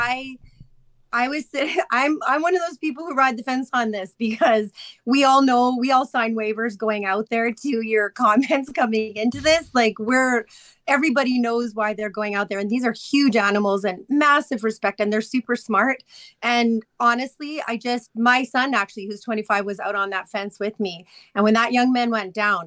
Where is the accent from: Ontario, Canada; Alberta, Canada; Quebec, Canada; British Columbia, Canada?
Alberta, Canada; Chestermere; I grew up in Chestermere.